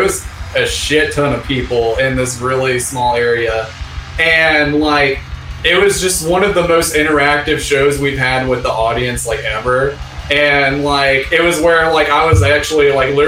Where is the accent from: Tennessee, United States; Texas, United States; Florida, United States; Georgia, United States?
Georgia, United States; Hiram; I went back to my hometown in Hiram, Georgia